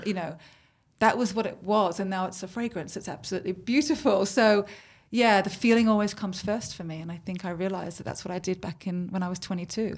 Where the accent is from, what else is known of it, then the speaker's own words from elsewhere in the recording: Sydney, New South Wales, Australia; moved away as an adult; now in London, United Kingdom; I'm born in Australia, so was my mum